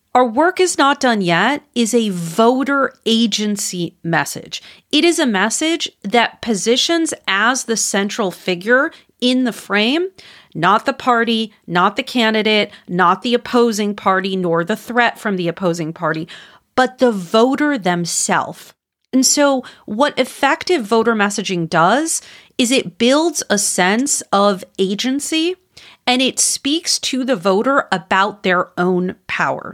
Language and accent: English; Wisconsin, United States; moved away; my home state. I don't live there anymore, but I'm from there, Wisconsin